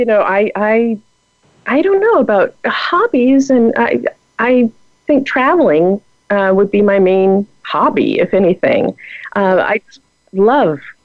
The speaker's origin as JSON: {"language": "English", "region": "Oregon", "country": "United States", "tie": "born or raised there", "said": "was born and raised in Oregon, and I went to medical school here. And so I'm an Oregon girl at my core"}